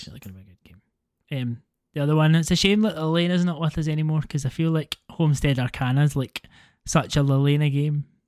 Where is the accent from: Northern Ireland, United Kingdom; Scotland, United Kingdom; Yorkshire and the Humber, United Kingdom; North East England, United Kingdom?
Scotland, United Kingdom; accent: Scottish; my Scottish accent compared to many Scottish accents really isn't that bad.